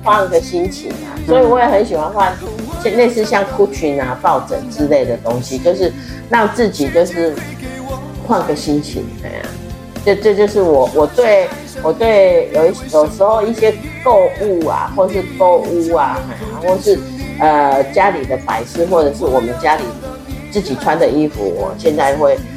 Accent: Taiwan; 长桌对我们台湾人吃饭真是挺不方便的

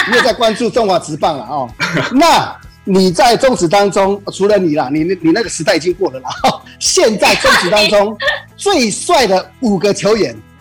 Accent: Taichung, Taiwan; 我们台中这边，呃，最有名的一个，呃，夜市大概就是一中三圈

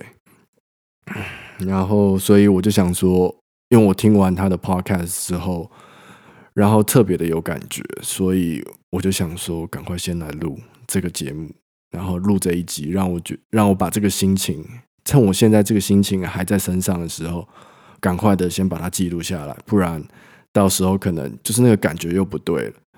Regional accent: Taipei, Taiwan; moved away as an adult; now in France; 我本身就是台北长大的人

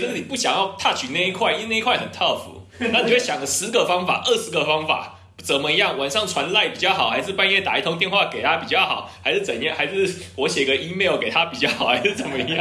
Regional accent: Taiwan; 因为我也是台湾人，我就是这样教会长大的嘛

